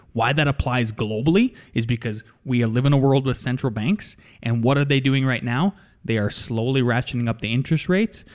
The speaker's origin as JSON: {"language": "English", "region": "North Dakota", "country": "United States", "tie": "born or raised there", "moved": "as an adult", "lives_now": "Colorado, United States", "said": "growing up in North Dakota and then working in North Dakota"}